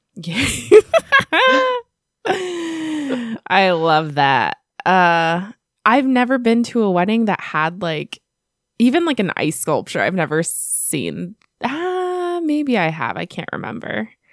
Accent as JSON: {"language": "English", "country": "United States", "said": "I'm American"}